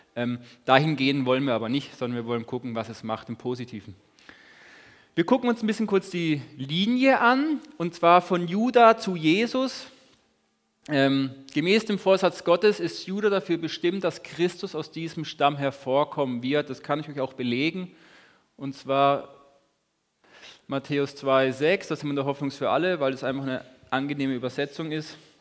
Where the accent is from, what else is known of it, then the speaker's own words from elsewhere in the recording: Lörrach, Baden-Württemberg, Germany; now in Hagen, Germany; Und ich komme auch aus Lörrach, wohne in Hagen.